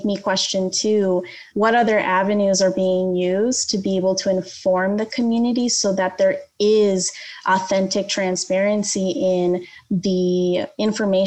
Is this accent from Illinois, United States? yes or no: yes; Skokie, Illinois, United States; now in Aurora, United States; I grew up in the Skokie area. That is where I call home, even though my parents don't live there anymore